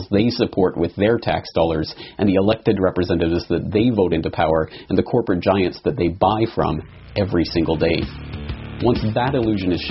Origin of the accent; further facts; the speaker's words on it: Canada; myself being Canadian